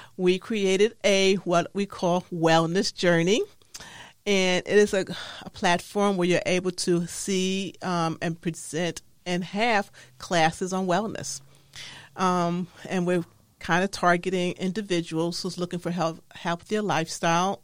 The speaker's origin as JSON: {"language": "English", "town": "New York City", "region": "New York", "country": "United States", "tie": "born or raised there", "said": "growing up in the Harlem in New York City"}